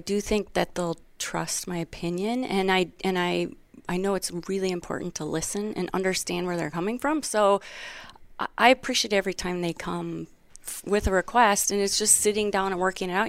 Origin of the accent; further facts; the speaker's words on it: Wisconsin, United States; moved away; where'd you grow up?" And I said, Wisconsin